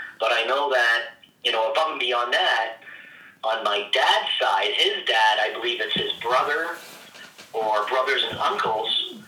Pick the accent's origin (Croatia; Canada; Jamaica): Canada; Oakville, Ontario; also born or lived in Mississauga; now in Grimsby, Canada; I've spent most of my life in Oakville. We moved here from Mississauga. I think I was in grade 2.